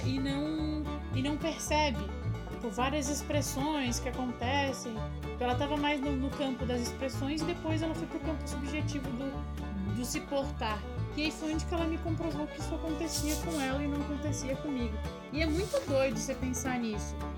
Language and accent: Portuguese; Florianópolis, Santa Catarina, Brazil; Eu consegui uma bolsa numa escola particular, lá em Florianópolis, imagina Floripa, no sul do Brasil